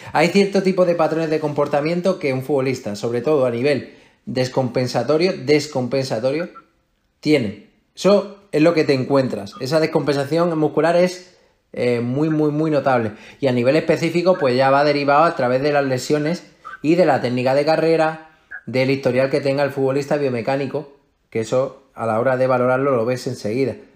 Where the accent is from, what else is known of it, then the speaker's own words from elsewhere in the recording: Melilla, Spain; moved away as an adult; now in Madrid, Spain; yo soy de Melilla